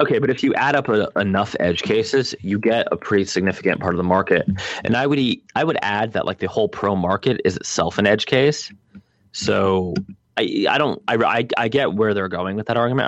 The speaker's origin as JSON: {"language": "English", "country": "Nigeria", "said": "I'm actually from Nigeria, not Kenya."}